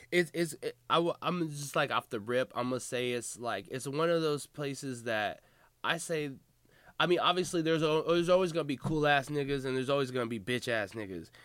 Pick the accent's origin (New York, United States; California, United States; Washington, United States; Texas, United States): Washington, United States; Seattle; I'm from Seattle